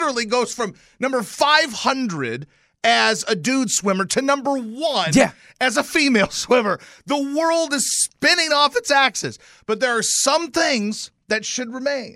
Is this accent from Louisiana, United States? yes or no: yes; Louisiana, United States; moved away; I'm from Louisiana